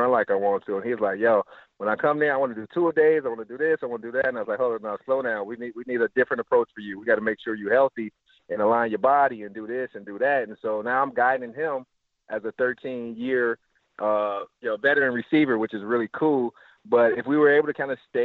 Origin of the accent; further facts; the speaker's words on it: Cleveland, Ohio, United States; growing up in Cleveland, Glenville